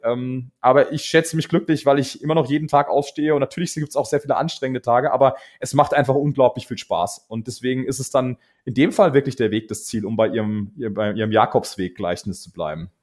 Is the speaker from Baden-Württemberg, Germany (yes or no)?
yes; Karlsruhe, Baden-Württemberg, Germany; moved away as an adult; now in Munich, Germany; ich bin ähm, geboren in Karlsruhe bin dann, äh, habe dort studiert